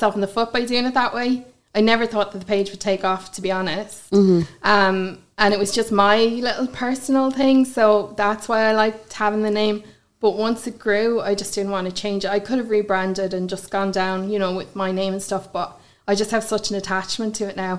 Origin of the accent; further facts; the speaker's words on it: Galway, Connacht, Ireland; also born or lived in Headford; I've lived in Galway my whole life, born and raised there.